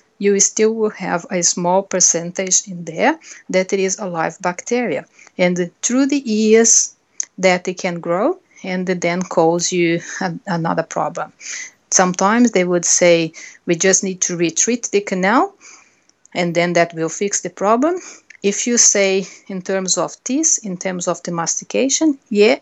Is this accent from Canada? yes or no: no; Brazil; English is a second language; moved away; I'm a Brazilian. Unfortunately, I think it's some of the words, my accent will not change.